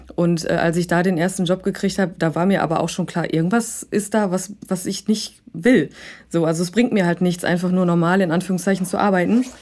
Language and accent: German; Rhineland, Germany; moved away as an adult; now in Hamburg, Germany; ursprünglich komme ich aus dem Rheinland